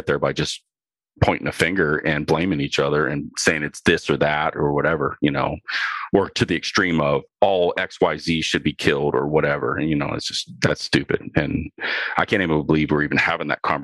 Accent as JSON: {"language": "English", "region": "Ohio", "country": "United States", "said": "I'm from Ohio."}